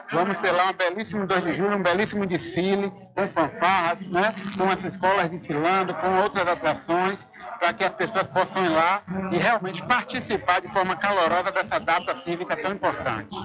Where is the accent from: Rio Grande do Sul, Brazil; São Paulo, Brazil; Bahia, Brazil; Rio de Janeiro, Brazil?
Bahia, Brazil; São Félix; ao povo de minha terra, que sempre me apoia, sempre está do meu lado e que me deu a oportunidade de estar no terceiro mandato como prefeito da minha cidade